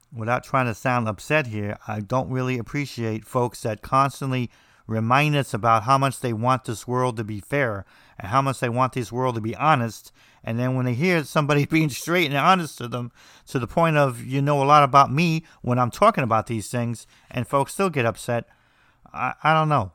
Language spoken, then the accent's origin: English; New Jersey, United States; I'm from New Jersey, so we say everything strange.